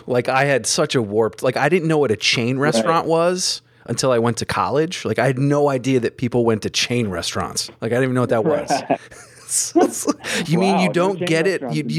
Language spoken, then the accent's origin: English; Jericho, Vermont, United States; moved away as an adult; now in New York, United States; I'm from Jericho, Vermont, which is like outside of Burlington.